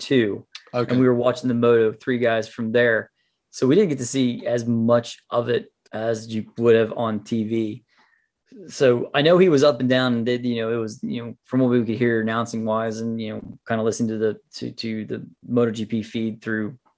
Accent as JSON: {"language": "English", "country": "United States", "said": "I'm an American"}